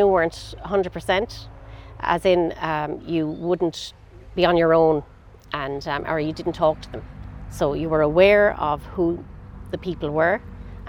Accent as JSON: {"language": "English", "town": "Clonmel", "region": "Tipperary", "country": "Ireland", "tie": "born or raised there", "also_born_or_lived": "Carrigeen, Clonmel / England", "moved": "as an adult", "said": "I was brought up in Clark's Villas, up by Ard Fatima"}